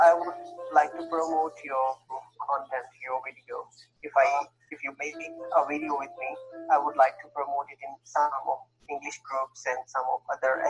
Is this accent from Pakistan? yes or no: yes; Pakistan; English is a second language; No, I'm not a native speaker. I'm from Pakistan